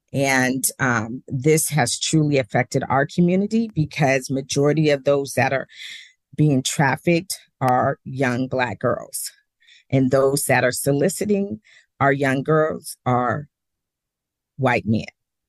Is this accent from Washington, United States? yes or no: yes; Seattle, Washington, United States; born and raised in Seattle.